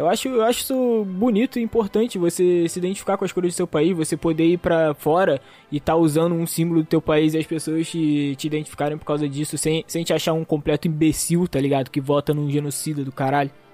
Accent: Brazil; eu tenho esse orgulho de ser brasileiro

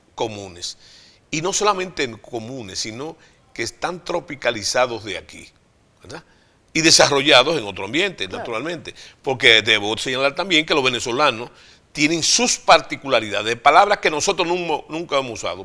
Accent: Santiago de los Caballeros, Santiago, Dominican Republic; yo vengo de Santiago y Santiago de un barrio, viene mi abuelo, que es la joya de Santiago

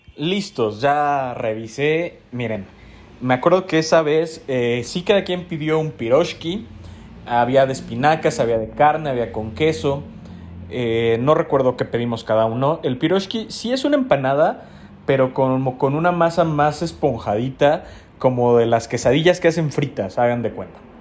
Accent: Mexico City, Mexico; los que somos de Ciudad de México

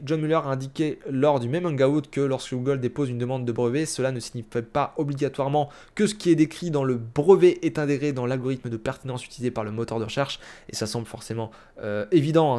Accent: France; chez nous, en France

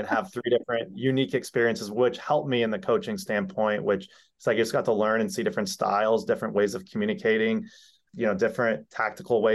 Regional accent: Rochester, Michigan, United States; moved away; I grew up in the Detroit area, kind of north of Detroit in a town called Rochester

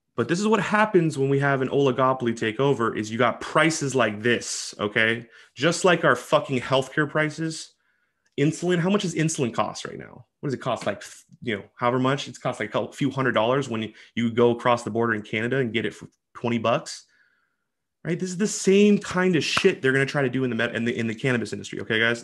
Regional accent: Washington, United States; this is my home state, Washington

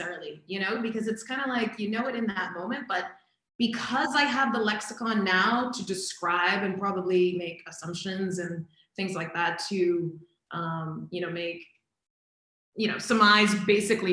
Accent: Boston, Massachusetts, United States; moved away; I'm from Boston originally.

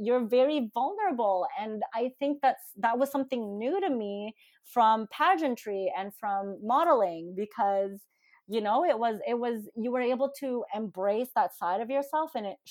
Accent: Philippines; being Filipino, I think this is probably the only stereotype that I've ever fulfilled as a Filipino girl.

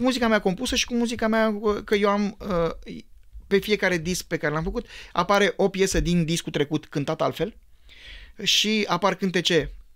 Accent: Bucharest, Romania; eu am copilărit în Pantelimon

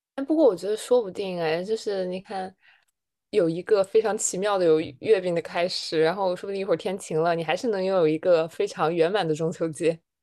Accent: northern China, China; 我的北方人

